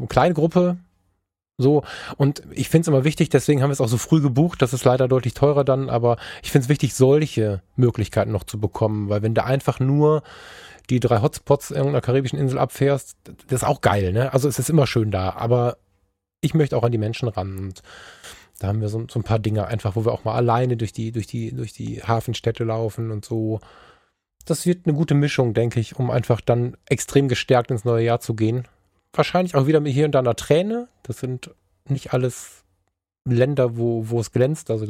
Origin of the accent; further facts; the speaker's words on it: Germany; wenn wir als Deutsche